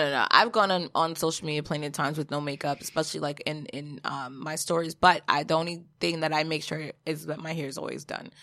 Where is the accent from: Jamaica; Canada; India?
Jamaica; I am also Jamaican